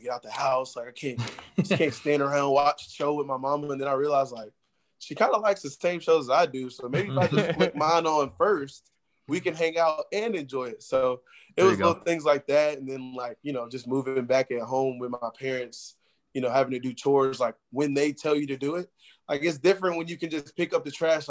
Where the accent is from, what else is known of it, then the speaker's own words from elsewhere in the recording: Atlanta, Georgia, United States; we held little games back in my hometown